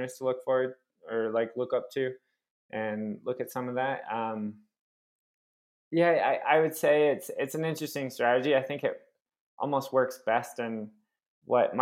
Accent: Phoenix, Arizona, United States; I'm from Phoenix, which is just a hot, dry place

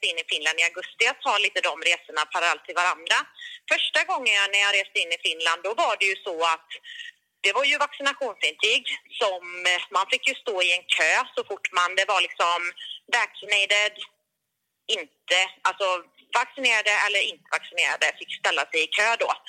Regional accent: Sweden; för mig som svensk

